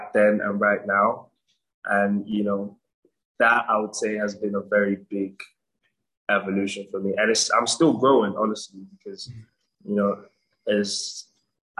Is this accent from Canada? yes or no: no; Nigeria; my hometown, Nigeria